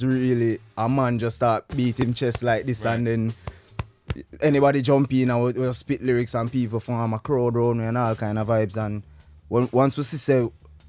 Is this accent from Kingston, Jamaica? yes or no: no; Portmore, Saint Catherine, Jamaica; is a young youth from Jamaica, Portmore